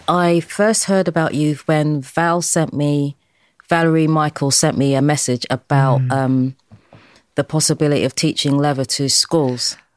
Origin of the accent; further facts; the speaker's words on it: London, United Kingdom; also born or lived in Deptford; I was born in Dulwich